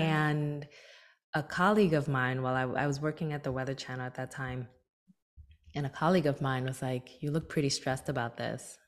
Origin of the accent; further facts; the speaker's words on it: Newark, New Jersey, United States; my hometown of Newark, New Jersey